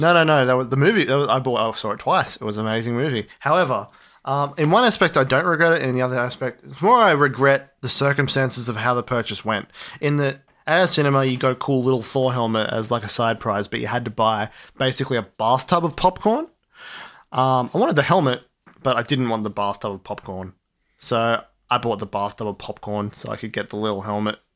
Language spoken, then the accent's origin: English; Australia; we're Australian